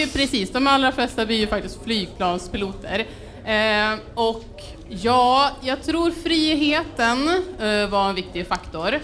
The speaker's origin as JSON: {"language": "Swedish", "town": "Örnsköldsvik", "region": "Västernorrland County", "country": "Sweden", "moved": "yes", "lives_now": "Stockholm, Sweden", "said": "jag eh, kommer från Örnsköldsvik men bor i Stockholm"}